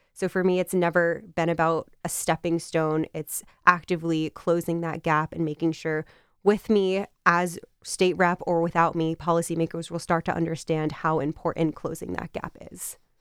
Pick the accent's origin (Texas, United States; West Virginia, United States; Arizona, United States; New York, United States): New York, United States; Westchester County; I actually grew up in Westchester County, New York